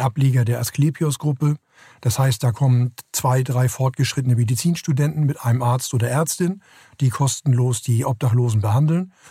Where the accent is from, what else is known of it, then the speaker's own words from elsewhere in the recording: Hamburg, Germany; ich komme aus Hamburg, bin in Hamburg groß geworden, habe die ersten 21 Jahre meines Lebens hier verbracht